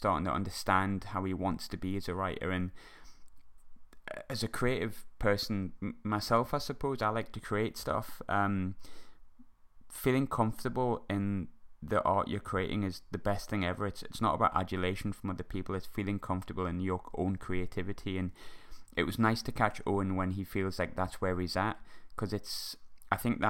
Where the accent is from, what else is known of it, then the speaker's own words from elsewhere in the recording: Sunderland, North East England, United Kingdom; my hometown of Sunderland